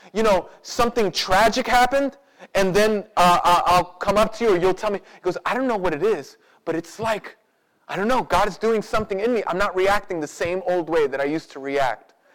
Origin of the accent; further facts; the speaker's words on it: United States; because we grew up in America, because we're picking ourselves up by our own bootstraps kind of people